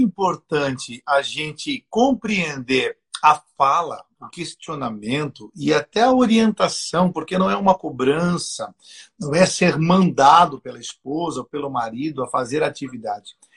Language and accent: Portuguese; Joinville, Santa Catarina, Brazil; eu nasci em Joinville